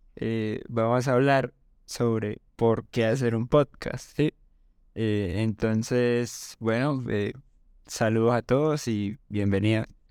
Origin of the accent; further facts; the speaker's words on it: Cúcuta, Norte de Santander, Colombia; now in Bogotá, Colombia; soy de Cúcuta, vivo en Bogotá.